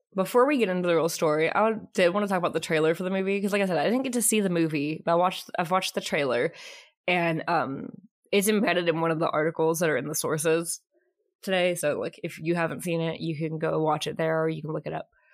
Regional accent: Kentucky, United States; moved away as an adult; now in Texas, United States; I am originally from Kentucky. I was born and raised living there until I was about nineteen.

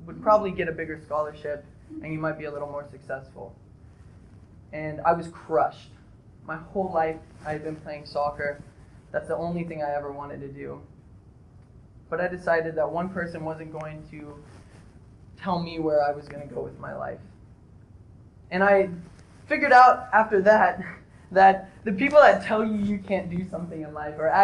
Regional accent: Odessa, Texas, United States; now in Kansas, United States; I grew up in Odessa, Texas

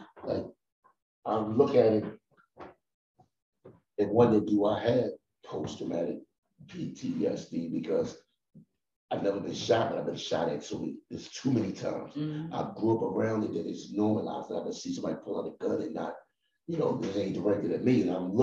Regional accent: Philadelphia, Pennsylvania, United States; I'm from North Philly

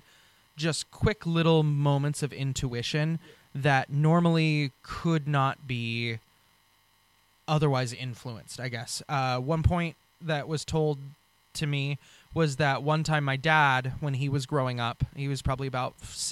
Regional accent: Western Washington, United States; also born or lived in Bellevue / Carnation / Burien / Federal Way; I'm actually from Washington State. I grew up in Western Washington from birth, born and raised in Bellevue

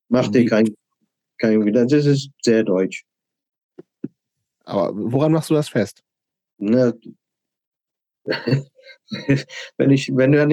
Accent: England, United Kingdom; German is a second language; Ich bin Engländer, kannst du Montag anfangen.

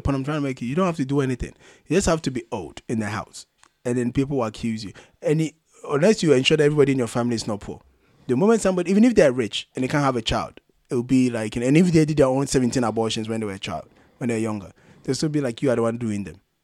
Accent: Ghana; I'm Ghanaian

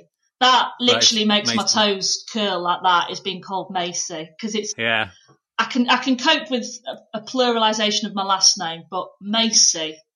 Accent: Pannal, Yorkshire and the Humber, United Kingdom; I'm actually like middle of nowhere, because it's technically North Yorkshire, but Leeds was the nearest place

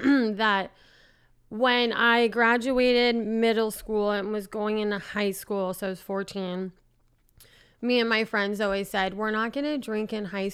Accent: San Francisco, California, United States; San Francisco.

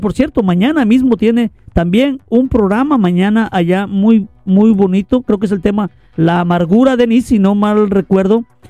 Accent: Lerdo de Tejada, Veracruz, Mexico; Yo también soy veracruzano, lerdo de Tejada, Veracruz. Es la ciudad que me vio nacer.

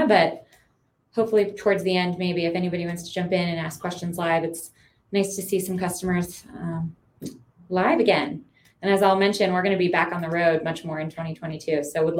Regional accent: Midwest, United States; moved away as an adult; now in Colorado, United States; I'm a Midwesterner, so moved here about 15 years ago out to Colorado

